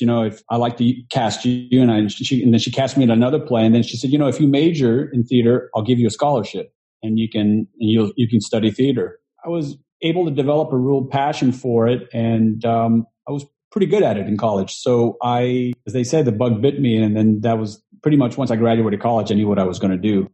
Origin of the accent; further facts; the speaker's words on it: Houston, Texas, United States; now in New York, United States; I'm originally from Texas, from Houston, um, but I came to New York um, trying to pursue the dream